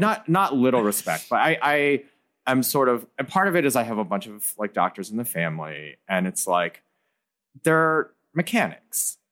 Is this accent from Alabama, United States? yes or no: no; Ann Arbor, Michigan, United States; I grew up in Ann Arbor, Michigan, which is like a, a university town